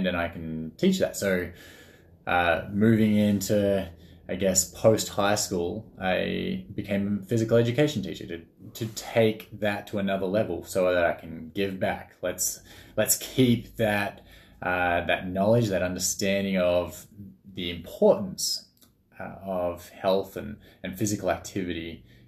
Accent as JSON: {"language": "English", "country": "Australia", "tie": "born or raised there", "said": "I'm Australian. So grew up in Australia"}